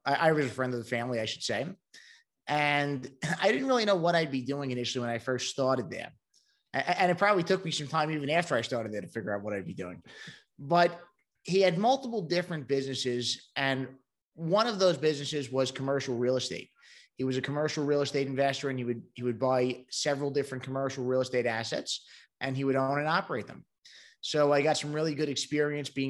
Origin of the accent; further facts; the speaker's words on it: New York City, New York, United States; moved away as an adult; now in Charlotte, United States; I'm originally from Brooklyn, New York, and that might be given away by the accent